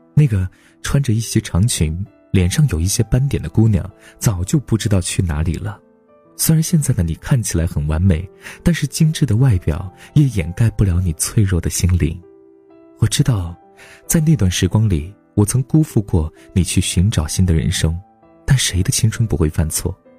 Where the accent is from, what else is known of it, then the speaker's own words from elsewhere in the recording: China; 我们都是中国人